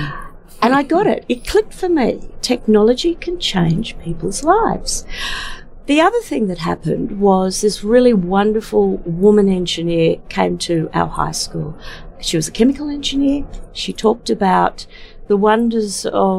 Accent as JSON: {"language": "English", "town": "Brisbane", "region": "Queensland", "country": "Australia", "tie": "born or raised there", "said": "I grew up in Brisbane as a small child in the early 1970s"}